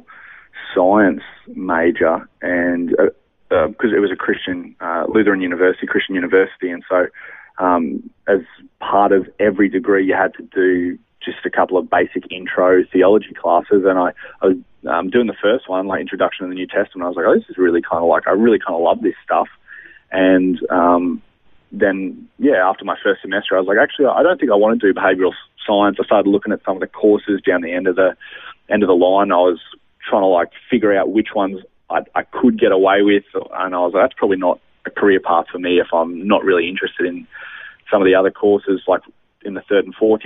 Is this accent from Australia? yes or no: yes; Brisbane, Queensland, Australia; born and raised in Brisbane, actually. Grew up right around the Everton Park region, went to school around Aspley